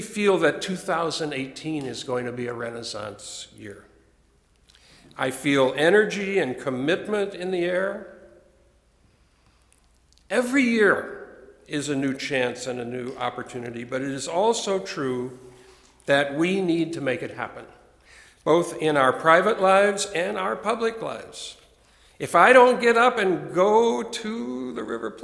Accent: United States; growing up in America

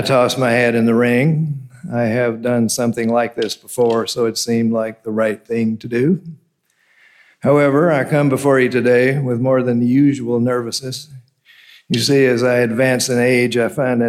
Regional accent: Memphis, Tennessee, United States; moved away; I was a child growing up in Memphis, Tennessee.

